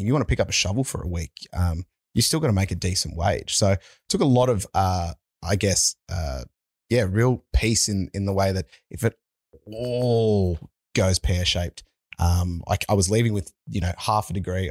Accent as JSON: {"language": "English", "town": "Penrith", "region": "New South Wales", "country": "Australia", "tie": "born or raised there", "said": "We're from Penrith"}